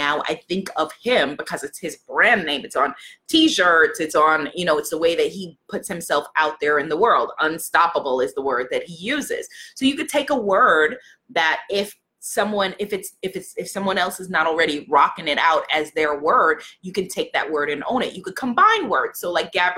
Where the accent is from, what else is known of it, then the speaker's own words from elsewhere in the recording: New York, United States; I'm from New York.